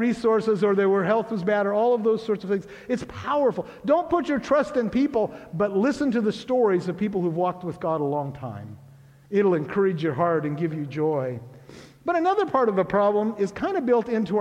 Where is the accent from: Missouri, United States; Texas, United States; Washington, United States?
Washington, United States; Grays Harbor; I grew up in Grace Harbor